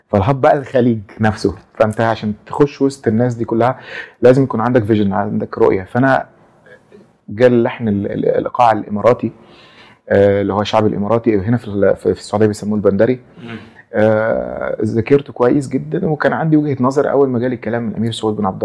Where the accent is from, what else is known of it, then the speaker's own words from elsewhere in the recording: Egypt; ان انا كملحن خليجي كملحن مصري اشتغل مع عمالقه